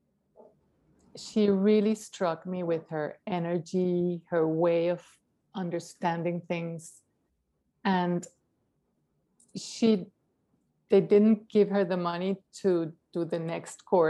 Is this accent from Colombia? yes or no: no; Caracas, Capital District, Venezuela; moved away; I'm from Caracas, Venezuela